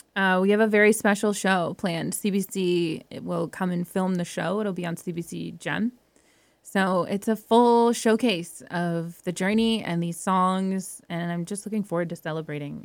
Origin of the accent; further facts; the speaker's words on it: Welland, Ontario, Canada; moved away; also born or lived in Alberta; Welland was a small town. I grew up in a small town